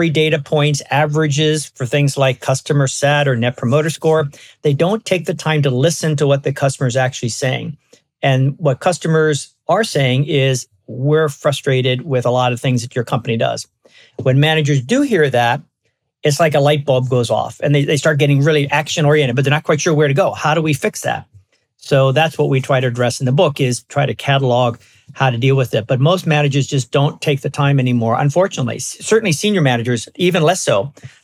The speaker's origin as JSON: {"language": "English", "town": "Baltimore", "region": "Maryland", "country": "United States", "tie": "born or raised there", "also_born_or_lived": "California", "moved": "as an adult", "lives_now": "West Coast, United States", "said": "I grew up in Baltimore. I've been on the West Coast for a long, long time, but I grew up in Baltimore"}